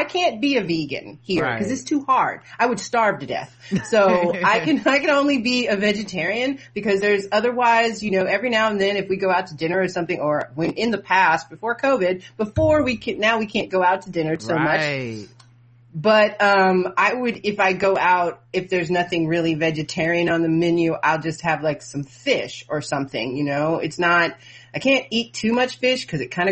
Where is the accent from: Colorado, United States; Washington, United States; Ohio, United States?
Ohio, United States; moved away as an adult; now in Germany; I grew up in Ohio